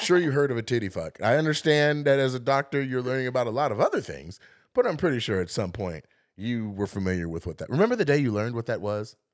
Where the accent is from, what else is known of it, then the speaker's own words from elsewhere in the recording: Lacey, Washington, United States; I'm a kid from Lacey